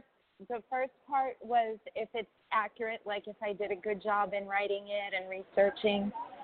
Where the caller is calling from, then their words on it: New York, United States; I'm in New York.